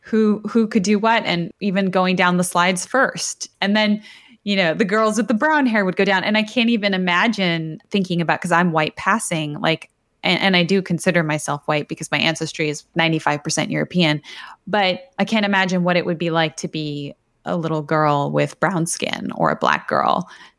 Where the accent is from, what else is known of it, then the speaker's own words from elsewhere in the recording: Toronto, Ontario, Canada; also born or lived in Buenos Aires, Argentina; So I was born in Buenos Aires in Argentina. And when I was 2 years old, my family immigrated to Toronto, Canada.